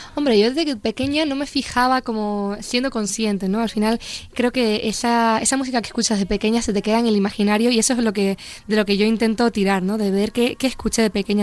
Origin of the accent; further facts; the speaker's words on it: Los Llanos de Aridane, Canary Islands, Spain; moved away as an adult; now in Madrid, Spain; en la Plaza de los Llanos de Aridane, que es mi pueblo, la plaza donde yo crecí, donde pues eso, viví toda mi infancia